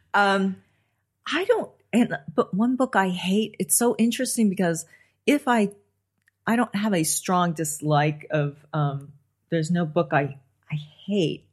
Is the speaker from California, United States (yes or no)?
yes; Los Angeles, California, United States; I grew up on the Sunset Strip